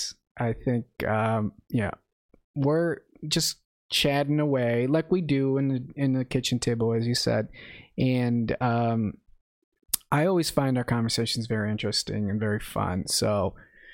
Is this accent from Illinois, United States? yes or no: yes; northern suburbs of Chicago, Illinois, United States; moved away as an adult; also born or lived in Zacatecas, Mexico; now in Oklahoma, United States; I immigrated to this country when I was 5 and lived in the northern suburbs of Chicago my entire life